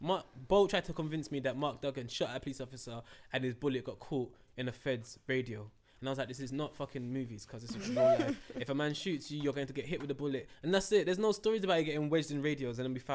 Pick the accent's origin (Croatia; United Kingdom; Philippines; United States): United Kingdom; England; In England, we're not taught that we're English. That's the only reason why we're so inquisitive.